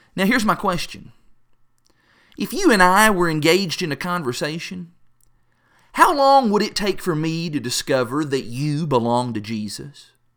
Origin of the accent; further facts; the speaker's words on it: Kentucky, United States; accent: Kentucky; my Kentucky accent